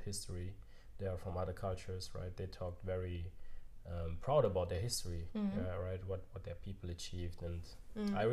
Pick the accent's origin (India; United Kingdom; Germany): Germany; also born or lived in Cameroon / United States; I grew up here in Germany